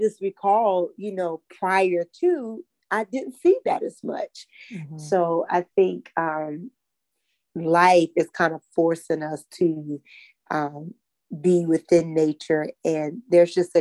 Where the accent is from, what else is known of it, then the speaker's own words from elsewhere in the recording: North Carolina, United States; I grew up right here in North Carolina, in a little town, 45 minutes outside of Charlotte.